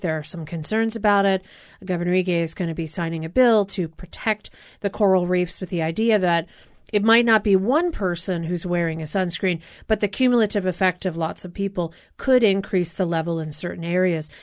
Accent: East Coast, United States; moved away; I grew up on the East Coast

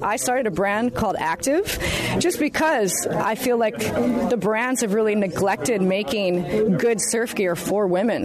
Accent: Hawaii, United States; also born or lived in Kauai; a young girl growing up in Hawaii

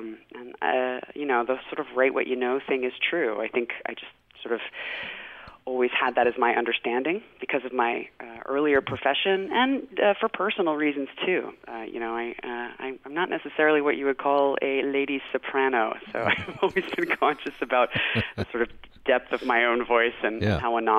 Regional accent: South Carolina, United States; And of course, you know, when you're growing up in Gwinnett County, South Carolina, you don't hear a lot of Boston accents.

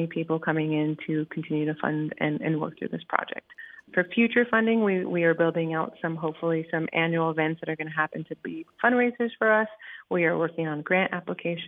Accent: Jurupa Valley, California, United States; also born or lived in Boston; So I'm actually from Jurupa Valley, now named Jurupa Valley, but originally

